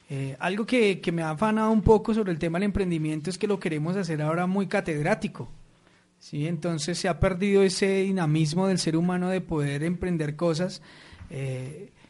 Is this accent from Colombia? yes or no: yes; Colombia; Entonces, para mí estas personas tienen totalmente la calificación de emprendedores, ¿cierto? Eh, como colombianos.